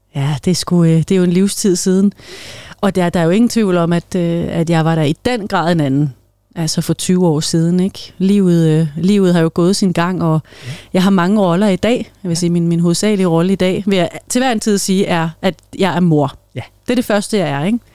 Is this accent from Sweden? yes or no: no; Greenland; moved away as an adult; also born or lived in Denmark (born); now in Solrød, Denmark; hele min barndom og ungdom var jo i Grønland